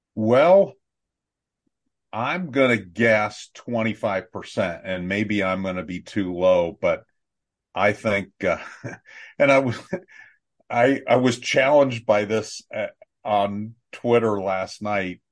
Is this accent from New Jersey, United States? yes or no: no; Ohio, United States; growing up in Ohio